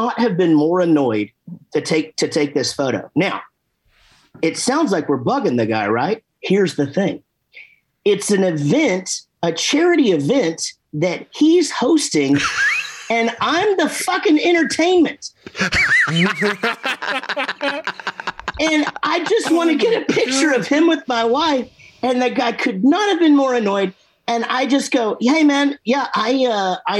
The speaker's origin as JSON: {"language": "English", "region": "Texas", "country": "United States", "said": "we're from Texas"}